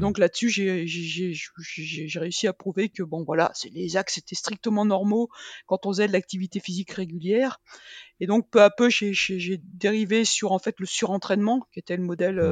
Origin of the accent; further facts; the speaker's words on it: Rennes, Brittany, France; now in Clermont-Ferrand, France; je suis bretonne